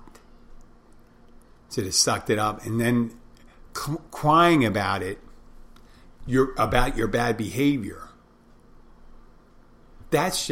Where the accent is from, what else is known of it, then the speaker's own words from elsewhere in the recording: Philadelphia, Pennsylvania, United States; I'm from Philadelphia too, like Will Smith.